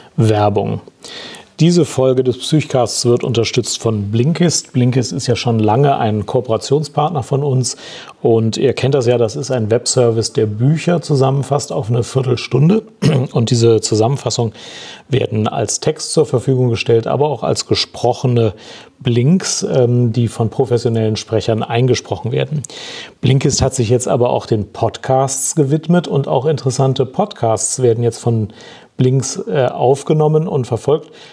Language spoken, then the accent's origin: German; Germany; bei uns in Deutschland